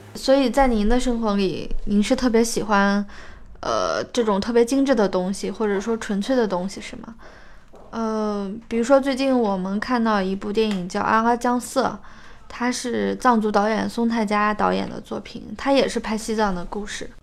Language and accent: Chinese; Ningxia, China; 因为我家乡就是宁夏，所以我对那边的感觉特别熟悉